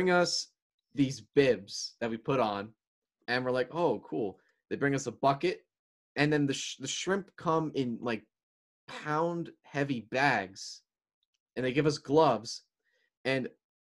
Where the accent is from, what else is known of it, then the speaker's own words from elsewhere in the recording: New Jersey, United States; New Jersey, my home state